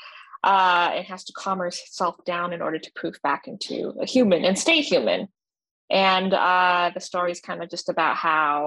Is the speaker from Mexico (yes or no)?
no; Canada; also born or lived in Chongqing, China; I immigrated with my parents to Canada when I was 2 years old.